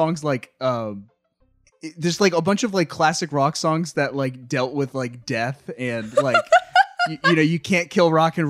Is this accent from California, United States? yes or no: yes; Riverside, California, United States; Cola 99.9, I learned, is located in my hometown of Riverside, California.